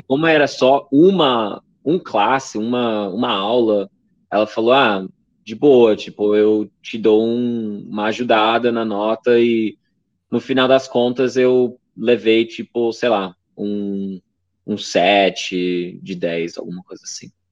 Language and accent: Portuguese; Maryland, United States; Portuguese is a second language; moved away as an adult; also born or lived in Pittsburgh / São Paulo; eu cresci no estado de Maryland e fiz a faculdade